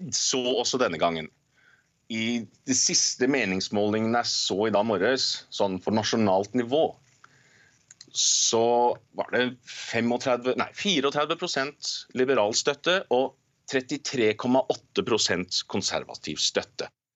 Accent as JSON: {"language": "Norwegian", "country": "Norway", "moved": "yes", "lives_now": "Canada", "said": "jeg er norsk"}